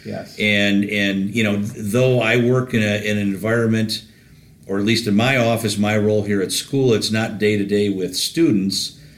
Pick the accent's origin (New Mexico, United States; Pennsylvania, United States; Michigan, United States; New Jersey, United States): Michigan, United States; Detroit; also born or lived in Plymouth, Michigan; I grew up in Detroit, born in Detroit.